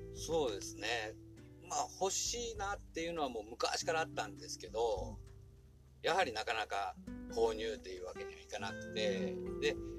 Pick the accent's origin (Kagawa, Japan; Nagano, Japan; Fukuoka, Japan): Fukuoka, Japan; Kotake; 生まれも育ちも小竹です